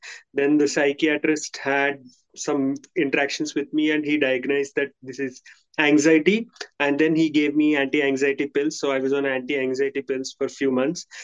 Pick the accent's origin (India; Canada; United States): India; I'm from India